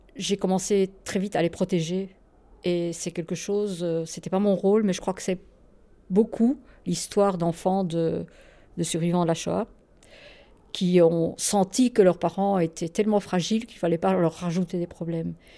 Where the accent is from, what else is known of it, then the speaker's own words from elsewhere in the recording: Poland; quand j'étais enfant, parce que dans la Pologne communiste, à mon avis, mes parents ne me faisaient pas tellement écouter de, de musique juive